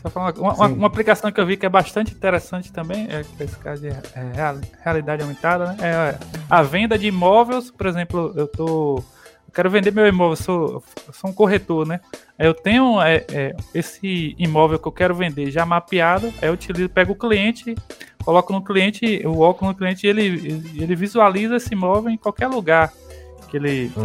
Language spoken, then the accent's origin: Portuguese; Quaraci, interior of Bahia, Brazil; accent: nordestino; now in Ponte Nova, Brazil; Eu sou do, de Quaraci, que é o interior lá da Bahia